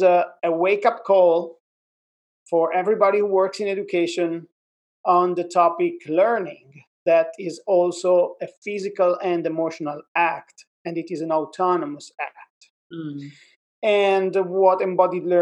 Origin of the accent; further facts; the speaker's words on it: Milan, Lombardy, Italy; also born or lived in Queens, New York; now in New York, United States; I'm originally from Milan, Italy, and I am based in Queens, New York.